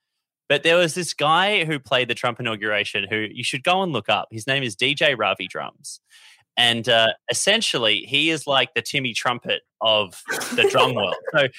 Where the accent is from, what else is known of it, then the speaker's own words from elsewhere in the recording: Australia; I'm not a huge tennis fan. I'm an Australian tennis fan.